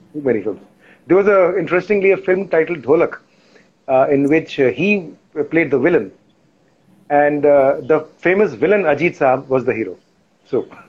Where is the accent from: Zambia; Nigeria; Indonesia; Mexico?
Zambia; Lusaka, Lusaka Province; moved away; also born or lived in Lucknow, India / Mumbai, India; we were in the capital Lusaka. That's where I grew up, did most of my schooling in.